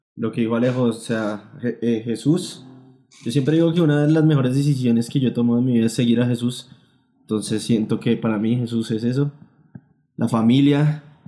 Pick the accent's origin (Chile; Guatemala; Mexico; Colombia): Colombia; nosotros como colombianos